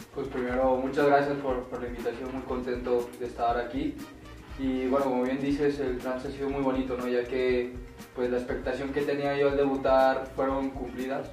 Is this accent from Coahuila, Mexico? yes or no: no; Aguascalientes, Mexico; vuelvo a Aguascalientes, a mi tierra, a mi plaza